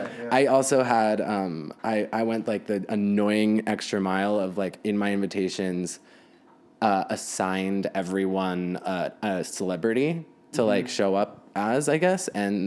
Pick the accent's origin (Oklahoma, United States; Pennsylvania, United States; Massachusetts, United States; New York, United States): New York, United States; New York City; I am from New York. Oh, I'm from Greenwich Village.